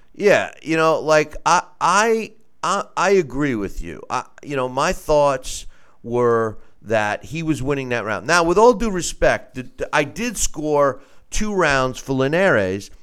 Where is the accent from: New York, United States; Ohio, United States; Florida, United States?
New York, United States; New York is my home state, and I was a licensed promoter there